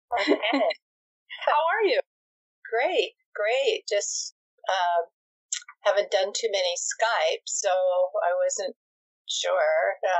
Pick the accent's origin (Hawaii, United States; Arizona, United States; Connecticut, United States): Hawaii, United States; Makaha; now in Honolulu, United States; I live in Honolulu now, but uh, mm-hmm. my my home is Makaha Beach.